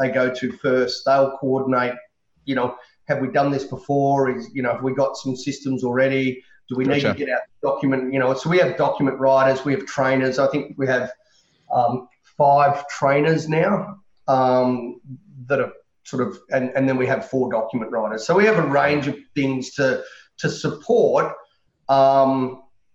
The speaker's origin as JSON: {"language": "English", "town": "Canberra", "region": "Australian Capital Territory", "country": "Australia", "tie": "born or raised there", "also_born_or_lived": "Sydney", "moved": "as an adult", "said": "I was born and bred in Canberra"}